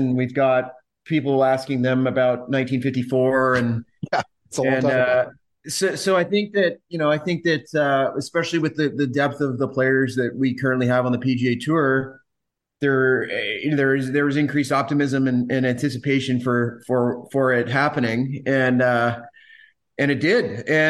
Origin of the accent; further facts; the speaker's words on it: Canada; it's a unique challenge to win the RBC Canadian Open as a Canadian